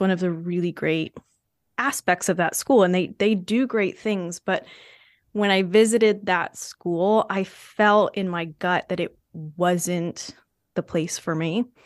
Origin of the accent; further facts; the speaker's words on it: New Hampshire, United States; my home state school